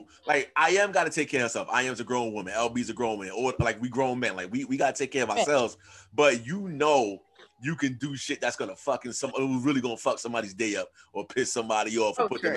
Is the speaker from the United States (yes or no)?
yes; New York City, New York, United States; I'm from Queens.